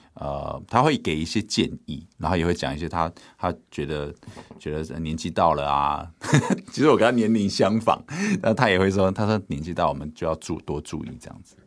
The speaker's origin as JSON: {"language": "Chinese", "town": "Hualien", "region": "Hualien County", "country": "Taiwan", "tie": "born or raised there", "said": "我爸是在台北工作嘛，我在花莲长大，所以他一年就回来个一次两次"}